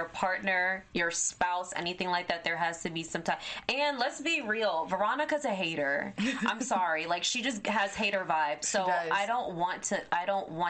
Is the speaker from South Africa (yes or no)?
no; Jamaica; moved away; I'm Jamaican